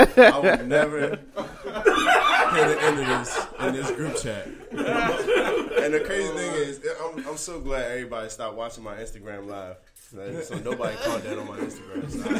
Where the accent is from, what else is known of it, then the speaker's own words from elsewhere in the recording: California, United States; I'm from Cali.